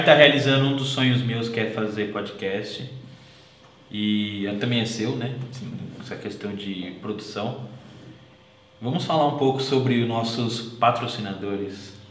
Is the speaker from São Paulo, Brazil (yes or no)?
yes; Atibaia, São Paulo, Brazil; a gente nasceu em Atibaia